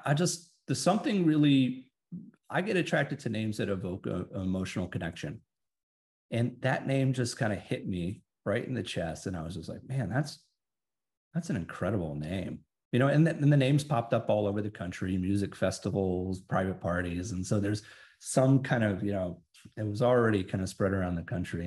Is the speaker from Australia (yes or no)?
no; Texas, United States; I'm a big country music fan growing up in Texas